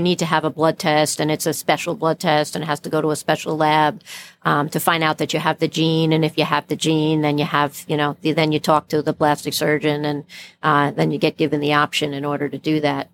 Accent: New York City, New York, United States; I was born in Brooklyn

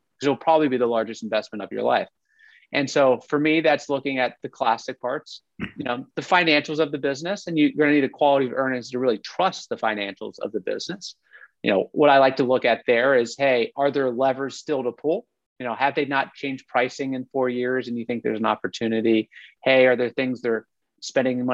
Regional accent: Ohio, United States; I'm from Ohio, you know, but Youngstown, Ohio

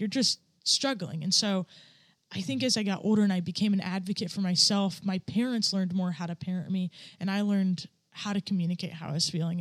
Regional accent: upstate New York, United States; also born or lived in Bangkok, Thailand / Ohio / Utah / Virginia; I grew up my childhood here in upstate New York

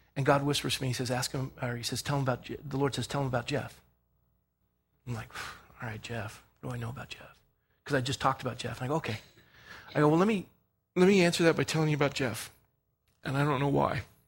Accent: Scotland, United Kingdom; I'm Scottish

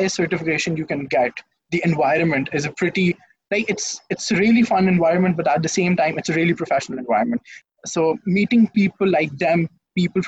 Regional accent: Lahore, Punjab, Pakistan; I'm from Lahore, Pakistan. I've spent my entire life in Lahore. I've been brought up in Lahore.

